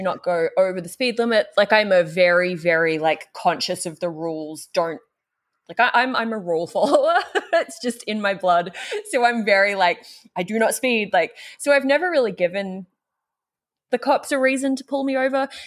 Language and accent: English; Australia; now in United States; I grew up in the Australian outback